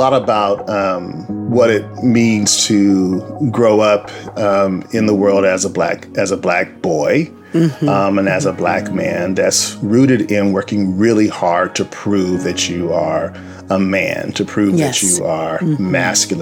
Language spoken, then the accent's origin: English; Compton, California, United States; I grew up in Compton, California